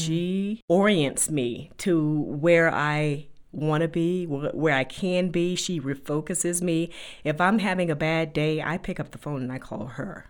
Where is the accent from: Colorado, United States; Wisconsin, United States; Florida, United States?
Florida, United States; Riviera Beach; moved away as an adult; also born or lived in North Carolina; now in Denver, United States; I grew up in Riviera Beach, Florida, which is a very beautiful place to be from